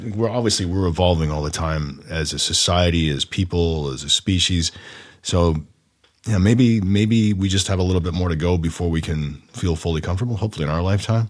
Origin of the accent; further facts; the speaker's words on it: Oshawa, Ontario, Canada; also born or lived in Orono, Ontario; I grew up in Oshawa and Orno, all those places